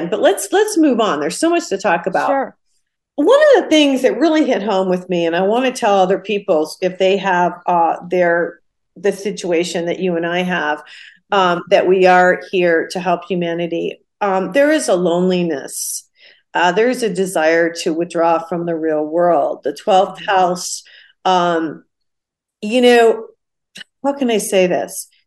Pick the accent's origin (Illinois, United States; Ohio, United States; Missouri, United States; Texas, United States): Ohio, United States; I, I was born and raised in Ohio.